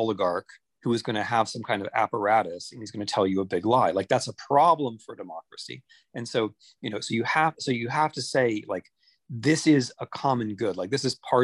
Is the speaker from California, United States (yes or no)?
no; Ohio, United States; when I grew up in Ohio, I had a local newspaper in my little town